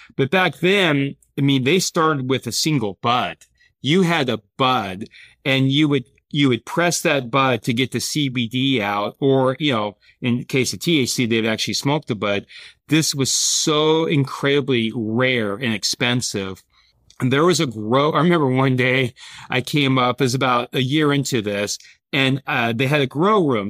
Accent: Boise, Idaho, United States; moved away as an adult; also born or lived in San Diego / Europe; I grew up playing sports in Boise, Idaho

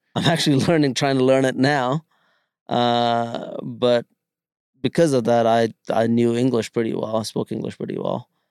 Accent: Bangalore, Karnataka, India; also born or lived in Kerala; now in United States; growing up in Bangalore, I learned to speak four different languages

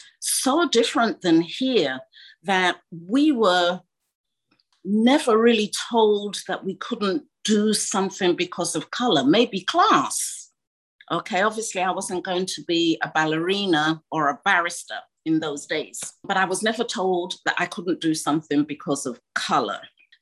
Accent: Ghana; you know, being a Ghanaian makeup, of course, my mother was horrified.

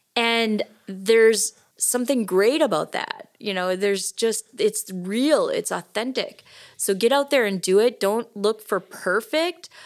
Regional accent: Rhinelander, Wisconsin, United States; moved away; also born or lived in Oshkosh, Wisconsin; I grew up in Rhinelander, but Oshkosh is my hometown

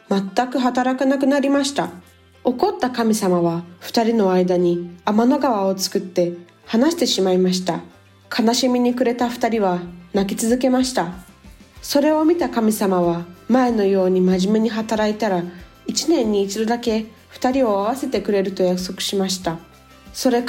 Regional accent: Brazil; also born or lived in Japan; nasci no Japão e sempre estudei na escola japonesa. No meu podcast, eu falo um pouquinho sobre a cultura do Japão e do meu país, que é o Brasil.

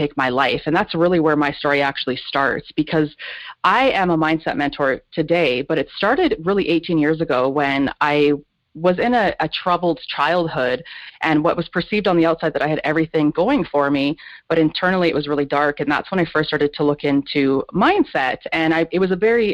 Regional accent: Kelowna, British Columbia, Canada; my story originates where I grew up in Kelowna, British Columbia, Canada

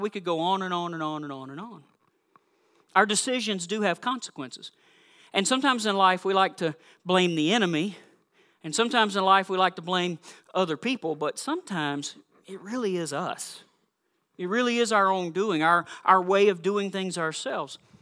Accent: South Georgia, United States; also born or lived in Missouri / Massachusetts; now in Minnesota, United States; I am from South Georgia

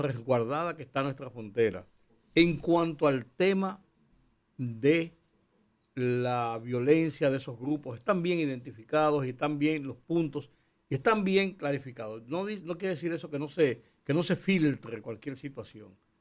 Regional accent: Dominican Republic; como dominicanos

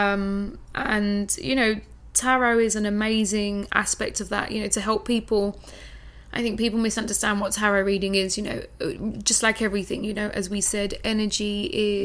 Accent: London, United Kingdom; moved away as an adult; now in Bali, Indonesia; I'm from London, right? Yeah. I'm from a big city. I've lived there on and off most of my life

